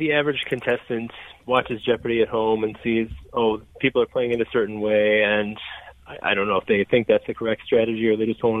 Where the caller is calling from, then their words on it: Las Vegas, Nevada, United States; Las Vegas.